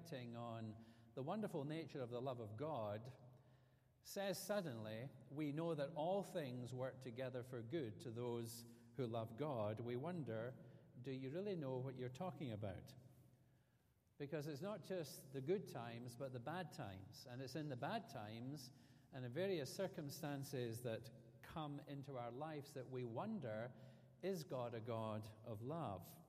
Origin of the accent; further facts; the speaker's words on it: Scotland, United Kingdom; moved away as an adult; now in Alabama, United States; the difference between living in America and living in Scotland, even after 14 years of being here